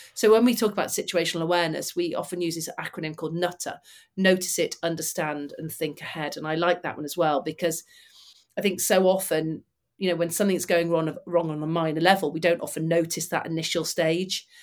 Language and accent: English; Manchester, North West England, United Kingdom; I'm from Manchester and grew up about twenty miles from them